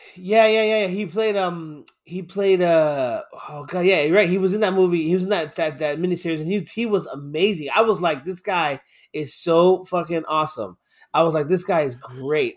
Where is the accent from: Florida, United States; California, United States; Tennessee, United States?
Florida, United States; Miami; I'm from Miami